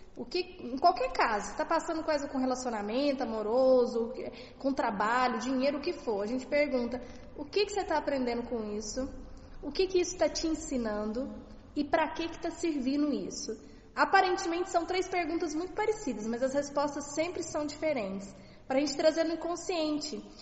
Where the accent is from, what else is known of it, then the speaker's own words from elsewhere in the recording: Minas Gerais, Brazil; Sou de Minas